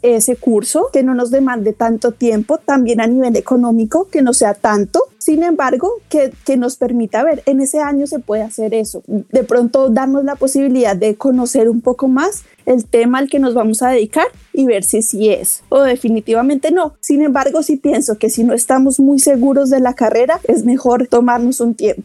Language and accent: Spanish; Colombia; moved away; yo soy colombiana, terminé mi carrera de psicología en Colombia